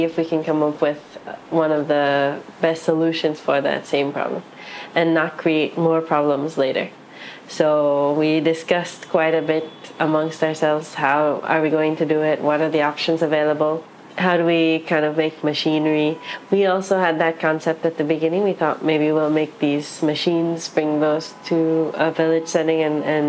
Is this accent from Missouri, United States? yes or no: no; New York City, New York, United States; I'm half Chinese, half Japanese, raised in New York City